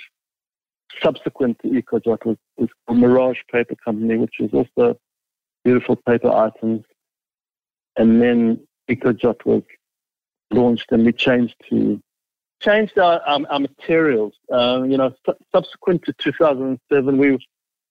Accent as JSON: {"language": "English", "town": "Johannesburg", "region": "Gauteng", "country": "South Africa", "tie": "born or raised there", "first_language": "English", "moved": "as an adult", "lives_now": "Toronto, Canada", "said": "I'm born and raised in Johannesburg, South Africa."}